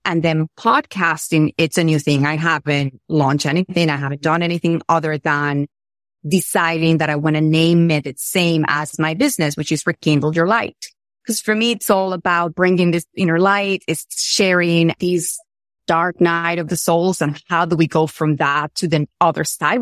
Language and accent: English; Venezuela; I'm from Venezuela.